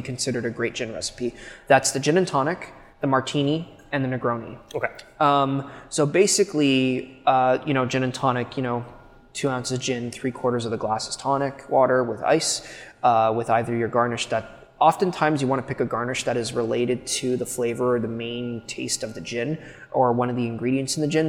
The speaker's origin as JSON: {"language": "English", "region": "Quebec", "country": "Canada", "tie": "born or raised there", "said": "Quebec is my hometown."}